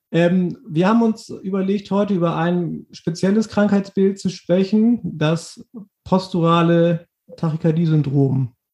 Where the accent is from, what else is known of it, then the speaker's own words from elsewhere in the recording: North Rhine-Westphalia, Germany; Wir sind ja beide aus Nordrhein-Westfalen.